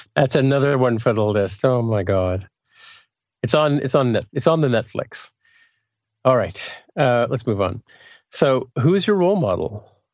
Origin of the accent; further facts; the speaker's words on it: Canada; also born or lived in England; I'm from Canada